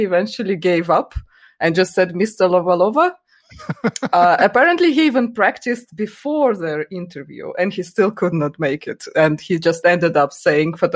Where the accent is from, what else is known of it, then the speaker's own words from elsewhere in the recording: Yekaterinburg, Sverdlovsk Oblast, Russia; the Chess Federation of my hometown, because Yekaterinburg is actually my home city